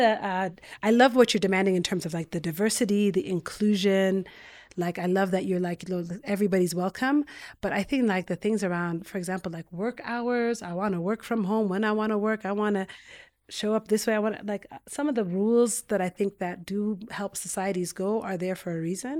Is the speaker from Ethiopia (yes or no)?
yes; Ethiopia; moved away; also born or lived in United States; I was born in Ethiopia, but then immigrated to the U.S.